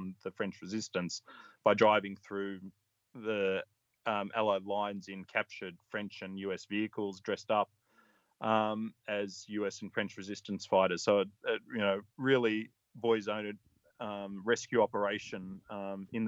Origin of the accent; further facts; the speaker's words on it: Australia; I'm an Australian